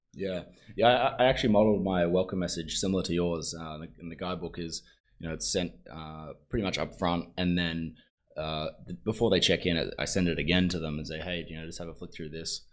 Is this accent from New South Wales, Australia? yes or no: no; Sunshine Coast, Queensland, Australia; I'm from the Sunshine Coast, where it's a lot more chill version of the Gold Coast